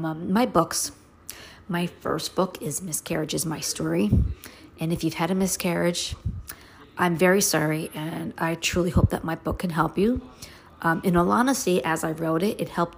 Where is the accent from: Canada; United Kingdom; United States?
United States; New York City, New York; now in upstate New York, United States; what it was like for me growing up in Brooklyn.